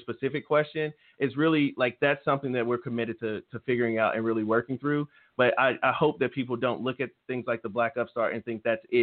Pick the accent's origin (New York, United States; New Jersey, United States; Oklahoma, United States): Oklahoma, United States; Tulsa; I grew up right here in North Tulsa